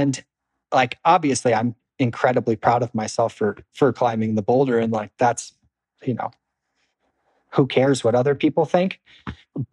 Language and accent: English; East Coast, United States; I was from the East Coast too